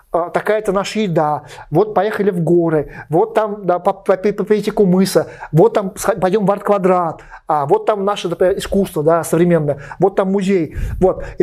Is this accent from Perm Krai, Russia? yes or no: no; Beloretsk, Bashkortostan, Russia; Я из Белорецка, дедушка жил в Терляне, и покосы были на Масеевой горе возле Ремеля, ну там относительно недалеко.